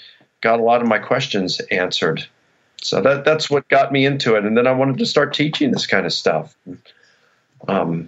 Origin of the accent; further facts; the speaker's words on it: United States; I was born in the United States